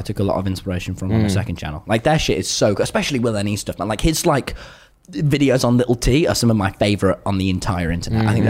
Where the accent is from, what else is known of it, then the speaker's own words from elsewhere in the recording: Nottingham, East Midlands, United Kingdom; Dude, but we're both from Nottingham, man.